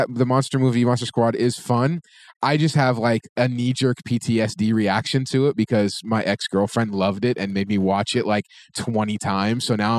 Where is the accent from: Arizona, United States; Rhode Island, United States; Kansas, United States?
Arizona, United States; Phoenix; moved away; Well, born here, but I grew up in Phoenix.